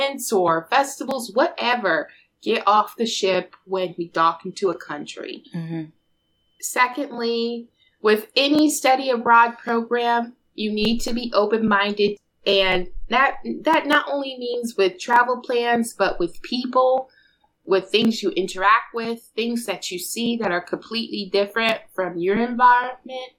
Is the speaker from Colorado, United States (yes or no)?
yes; Denver, Colorado, United States; moved away; my hometown, Denver Co.